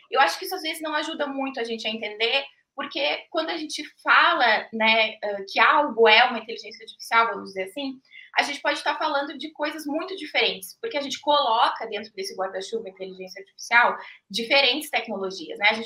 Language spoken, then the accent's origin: Portuguese; Passo Fundo, Rio Grande do Sul, Brazil; now in Curitiba, Brazil; Estou falando de Curitiba, mas sou gaúcha, é, da cidade de Passo Fundo.